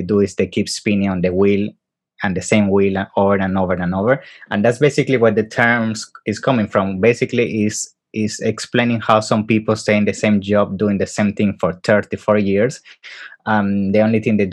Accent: Venezuela; moved away; also born or lived in Italy; I'm originally from Italy. All my life living in Venezuela

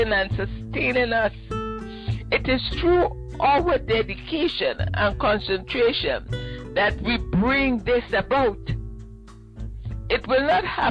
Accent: Ottawa, Ontario, Canada; moved away as an adult; I'm from Ottawa, and I got transferred down here

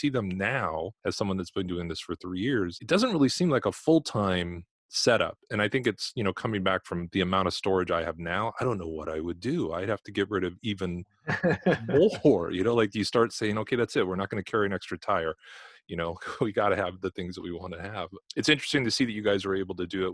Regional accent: Los Angeles, California, United States; moved away; I'm from Los Angeles originally. My parents were both in television

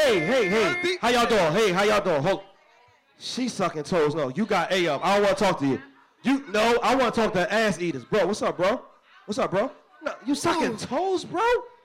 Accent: Philadelphia, Pennsylvania, United States; I'm from North Philly.

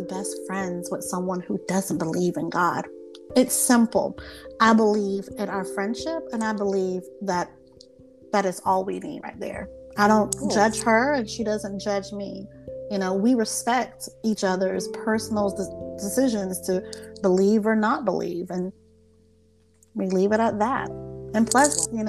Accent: South Carolina, United States; I'm Southern. I'm from South Carolina

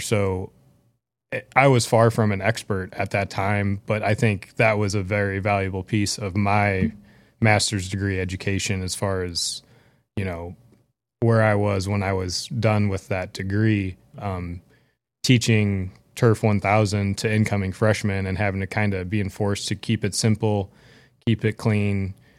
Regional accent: St. Louis, Missouri, United States; growing up in Saint Louis

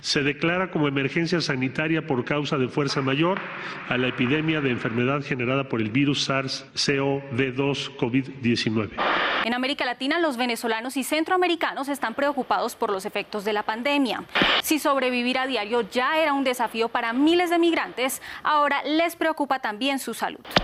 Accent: El Salvador; moved away as an adult; now in Mexico; que soy del Salvador

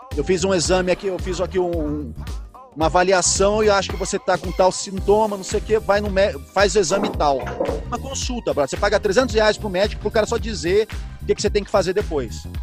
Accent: Rio de Janeiro, Brazil; moved away as an adult; now in São Paulo, Brazil; Penha, que é a minha quebrada, onde eu morava no Rio de Janeiro

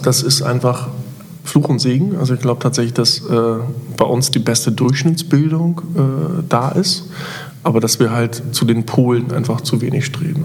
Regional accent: Germany; Wir als Deutsche

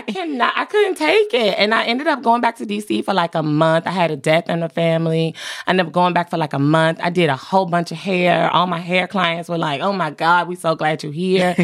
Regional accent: North Carolina, United States; also born or lived in Southeast Washington, D.C.; North Carolina with my mom, but I spent my summers and my holidays in D C

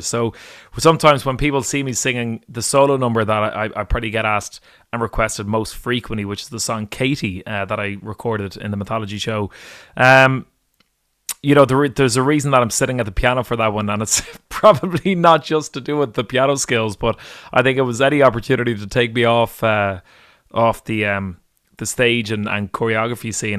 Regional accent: Dublin, Leinster, Ireland; moved away as an adult; now in Glasgow, United Kingdom; my hometown of Dublin

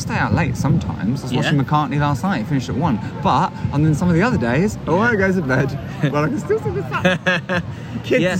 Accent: London, United Kingdom; I was born in Paddington.

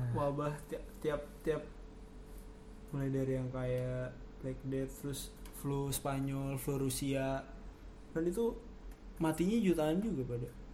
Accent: Indonesia; gue lahirnya di Indonesia

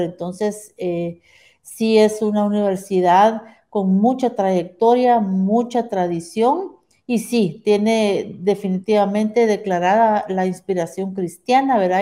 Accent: Guatemala; soy de Guatemala, toda mi vida he vivido aquí

